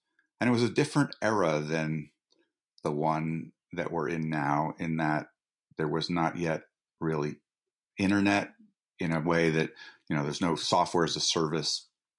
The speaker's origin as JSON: {"language": "English", "town": "Boulder", "region": "Colorado", "country": "United States", "tie": "born or raised there", "also_born_or_lived": "Bradford, Vermont", "said": "So I grew up in Boulder, Colorado, where my parents were teachers, and spent the summers in Bradford, Vermont, where my family had half of a farm that we shared with my aunt and uncle, who were potters."}